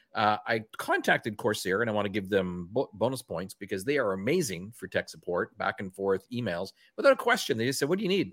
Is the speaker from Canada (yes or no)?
yes; Canada; accent: Canadian; my Canadian accent